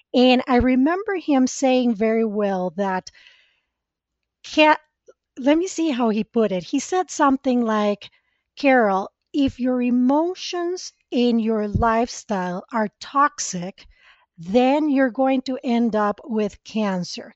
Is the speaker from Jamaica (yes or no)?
no; Costa Rica; English is a second language; moved away as an adult; now in United States; I was born and raised in Costa Rica